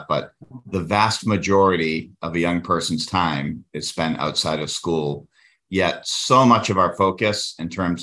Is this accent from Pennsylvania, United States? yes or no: no; Worcester, Massachusetts, United States; my hometown of Worcester